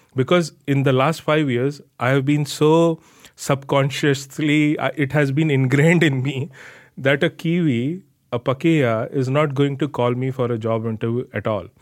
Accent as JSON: {"language": "English", "region": "North India", "country": "India", "first_language": "Hindi", "second_language": "English", "moved": "yes", "lives_now": "New Zealand"}